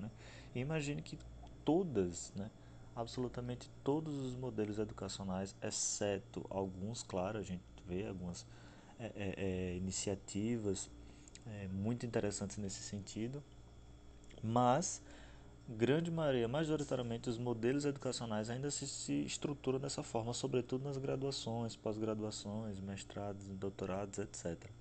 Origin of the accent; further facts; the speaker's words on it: Aracaju, Sergipe, Brazil; sou nordestino, sou de Aracaju, Sergipe